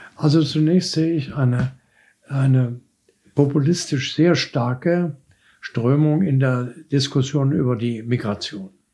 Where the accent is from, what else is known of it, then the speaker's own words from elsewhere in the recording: Dresden, Saxony, Germany; als Junge in Dresden